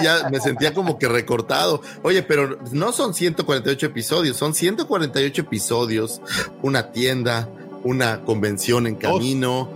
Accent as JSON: {"language": "Spanish", "country": "Mexico", "said": "como mexicanos"}